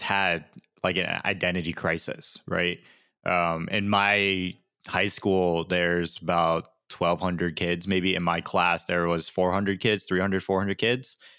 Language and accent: English; Windsor, Connecticut, United States; moved away as an adult; also born or lived in Hartford, Connecticut / Orlando, Florida / Tampa, Florida; now in Florida, United States; growing up, I grew up in Windsor, Connecticut